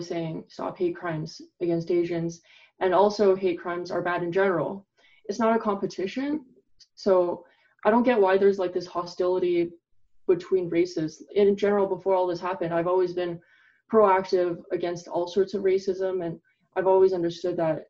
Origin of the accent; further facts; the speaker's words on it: Canada; who's Chinese, I grew up in Canada